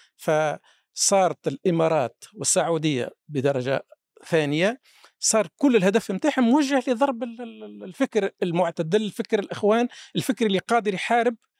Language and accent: Arabic; Tunisia; عندنا في تونس